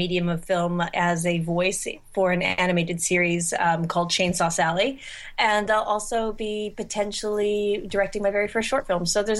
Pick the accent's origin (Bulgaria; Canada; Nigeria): Canada; I'm Canadian now anyway.